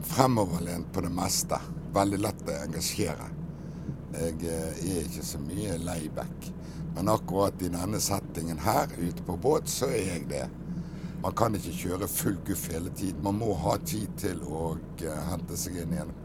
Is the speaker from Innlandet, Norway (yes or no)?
no; Bergen, Vestland, Norway; Jeg er jo født bergenser og har jo vært det hele mitt liv